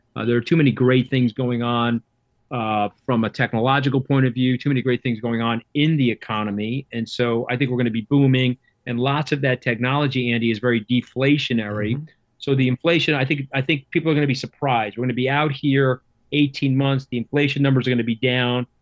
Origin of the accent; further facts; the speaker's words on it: Long Island, New York, United States; I am from Long Island